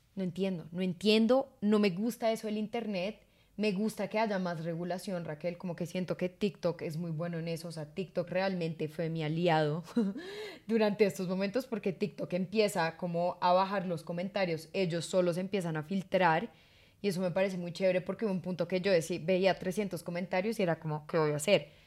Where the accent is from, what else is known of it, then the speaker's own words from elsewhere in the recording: Colombia; somos dos colombianos